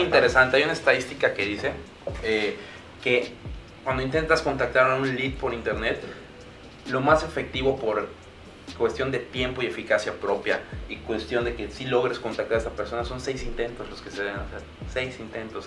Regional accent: Mexico

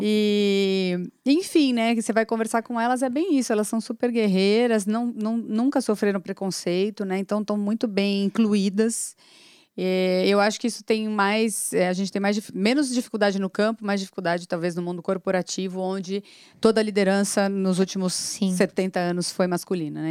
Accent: São Paulo, Brazil; eu tenho 42 anos, sou paulistana

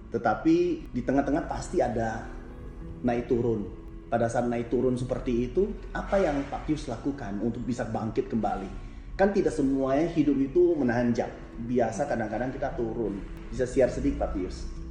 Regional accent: Jambi, Indonesia; Saya asal Jambi

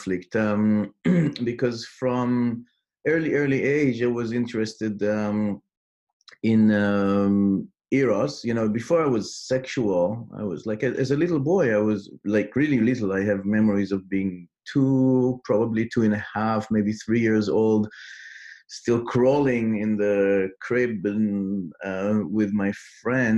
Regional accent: Israel; English is a second language; I grew up in Israel.

